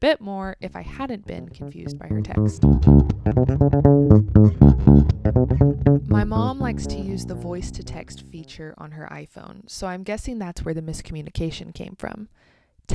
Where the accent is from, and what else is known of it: United States; also born or lived in Kansas